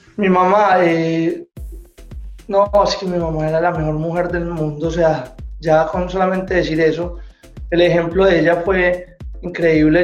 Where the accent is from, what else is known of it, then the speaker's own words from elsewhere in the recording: Medellín, Antioquia, Colombia; yo vengo de Medellín